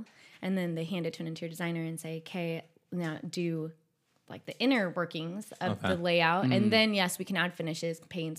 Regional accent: Madera Ranchos, California, United States; Well, my family, I'm from the Madeira Ranches, and so I grew up on 2.5 acres there. We have orchards. So it was a lot of outdoor plants when I was growing up.

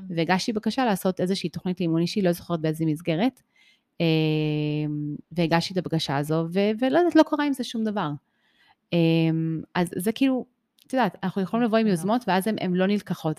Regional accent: Israel; also born or lived in United States; באתי לארץ בכיתה ב', ובאתי לבית ספר

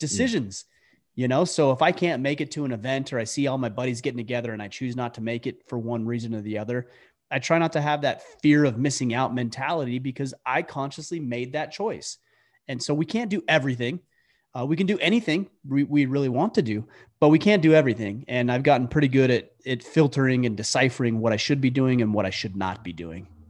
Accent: Utah, United States; moved away as an adult; now in Maine, United States; I grew up primarily in Utah.

